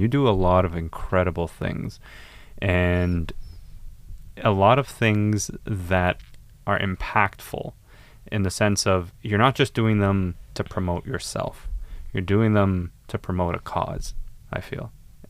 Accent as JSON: {"language": "English", "country": "Lebanon", "said": "I'm from Lebanon."}